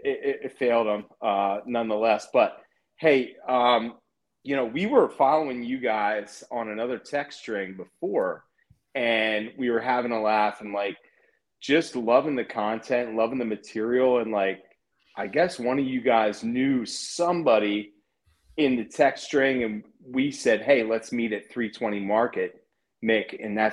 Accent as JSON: {"language": "English", "region": "Maryland", "country": "United States", "said": "I'm from Maryland."}